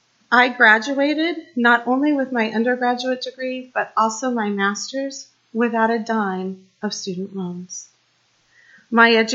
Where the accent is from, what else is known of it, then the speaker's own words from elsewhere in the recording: Kansas City, Midwest, United States; I grew up in the Midwest, just outside of Kansas City, in an area much like Leesburg.